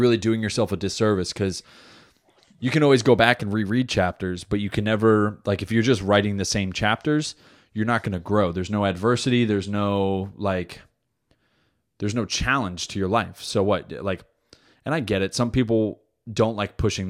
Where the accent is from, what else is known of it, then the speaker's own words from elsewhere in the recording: New Jersey, United States; moved away; I'm from Jersey